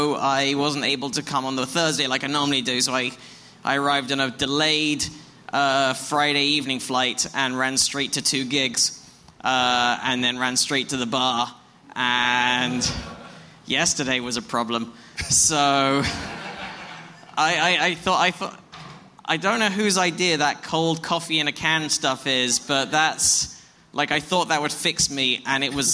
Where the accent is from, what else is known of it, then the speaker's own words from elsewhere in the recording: England, United Kingdom; accent: English; It doesn't work in my accent either. Like, it doesn't rhyme if you're English.